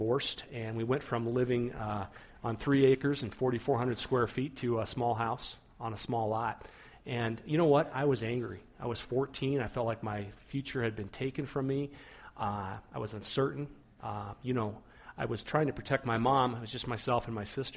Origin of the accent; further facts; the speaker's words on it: Rapid City, South Dakota, United States; I grew up in the Black Hills, South Dakota, Rapid City area